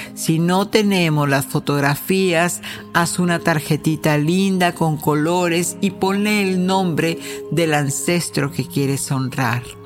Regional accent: Mexico; moved away as an adult; now in United States; como mexicana, sí crecí con alguna de las costumbres de, de, la celebración de Día de Muertos

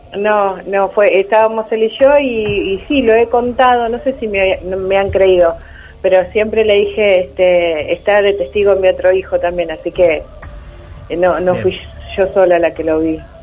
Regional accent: Castelar, Buenos Aires Province, Argentina; yo soy de Castelar

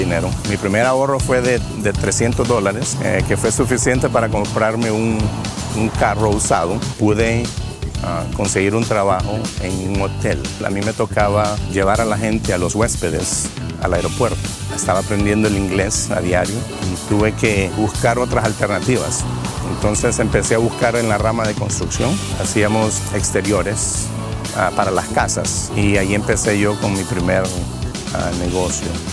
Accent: Honduras; moved away as an adult; also born or lived in New York / New Orleans; now in United States; Soy de Honduras

